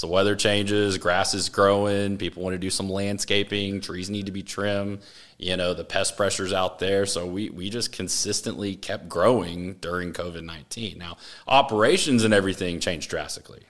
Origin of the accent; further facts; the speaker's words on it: Austin, Texas, United States; I grew up in Austin.